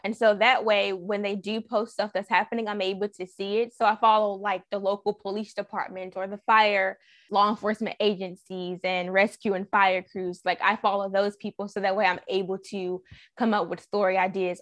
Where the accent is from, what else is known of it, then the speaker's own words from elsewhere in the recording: Raleigh, North Carolina, United States; I'm from Raleigh.